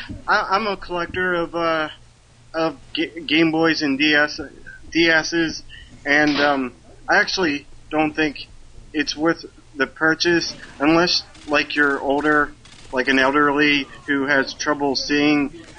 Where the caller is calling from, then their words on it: Maryland, United States; from Maryland.